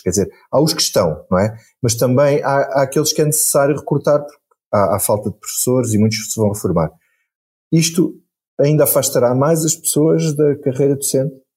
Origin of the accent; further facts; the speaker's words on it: Carvalhal and Pego beaches, Alentejo, Portugal; meu mar favorito, onde eu cresci, nas minhas praias do Carvalhal e do Pego